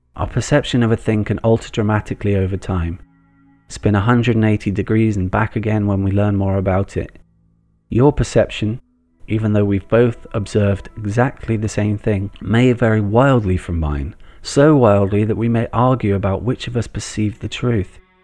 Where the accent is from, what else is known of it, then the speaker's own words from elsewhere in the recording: England, United Kingdom; as a kid growing up in England in the nineteen eighties